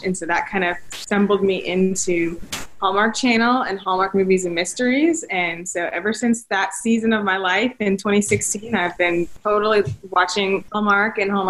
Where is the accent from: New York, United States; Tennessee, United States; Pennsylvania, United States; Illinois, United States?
Tennessee, United States; Nashville; I'm from Nashville, Tennessee.